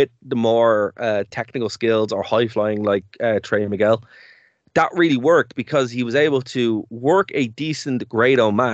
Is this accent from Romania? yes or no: no; Ireland; we're Irish